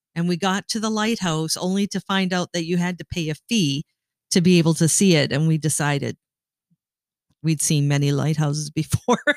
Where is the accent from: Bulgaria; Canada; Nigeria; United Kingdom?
Canada; Sault Ste. Marie, Ontario; growing up in Sault Ste. Marie, Ontario